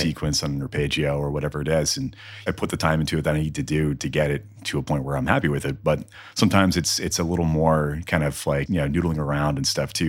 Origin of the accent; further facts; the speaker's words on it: Newfoundland and Labrador, Canada; moved away as an adult; now in Edmonton, Canada; growing up in Newfoundland